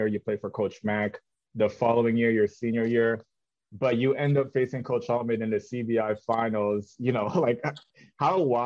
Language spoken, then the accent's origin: English; Canada; moved away; I was from Canada